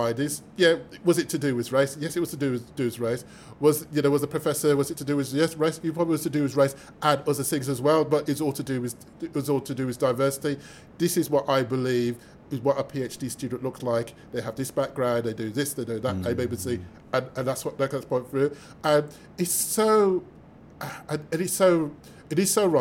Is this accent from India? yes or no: no; Birmingham, West Midlands, United Kingdom; I'm from Birmingham